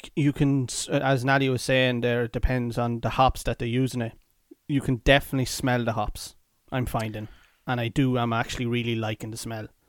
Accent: Athlone, Leinster, Ireland; we're from Athlone

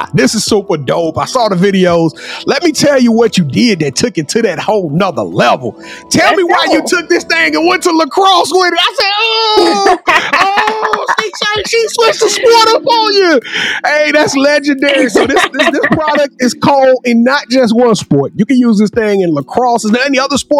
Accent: Louisiana, United States; I'm from Louisiana

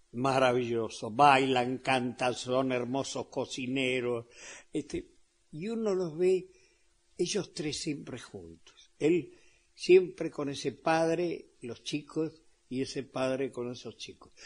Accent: Argentina; also born or lived in Spain; yo tengo derecho a doble nacionalidad siendo argentino

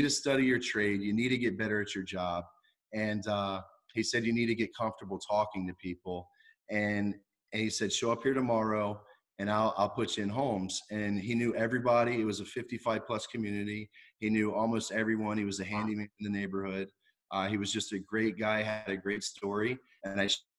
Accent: Virginia, United States; also born or lived in Cocoa Beach, Florida / New Jersey; now in Florida, United States; growing up in Virginia my whole life

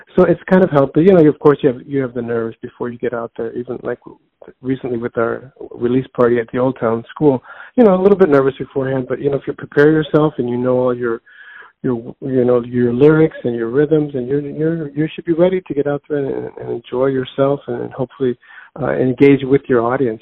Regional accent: Chicago, Illinois, United States; born and raised in Chicago

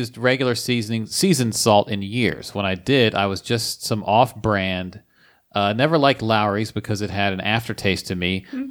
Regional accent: Camden, New Jersey, United States; I'm also from Camden, New Jersey.

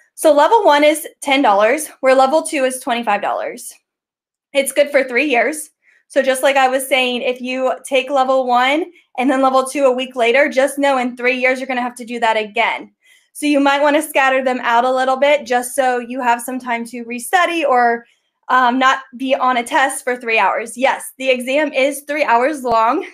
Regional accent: Ohio, United States; I am from Ohio. I am the GEG co leader with Eric Kurtz for Ohio

